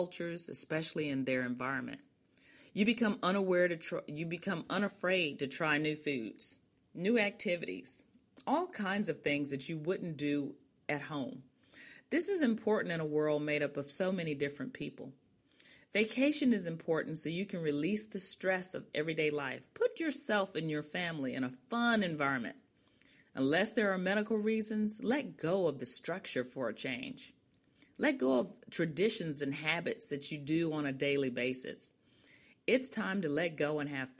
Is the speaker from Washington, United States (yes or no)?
no; Chicago, Illinois, United States; I'm originally from Chicago, an only child of a high school math teacher and guidance counselor, and a police sergeant